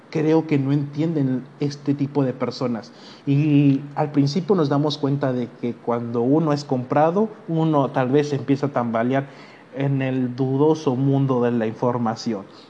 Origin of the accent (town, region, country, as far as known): Mexico